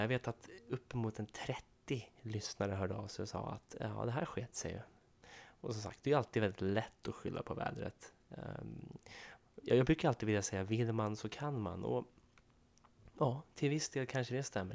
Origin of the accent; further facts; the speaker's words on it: Sundbyberg, Stockholm County, Sweden; i Sundbyberg, där jag kommer ifrån